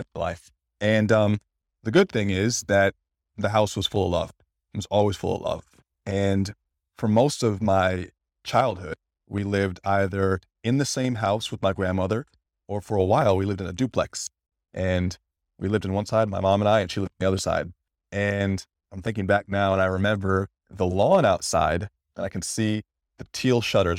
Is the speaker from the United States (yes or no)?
yes; Detroit, Michigan, United States; I was born in Detroit, about two weeks early, premature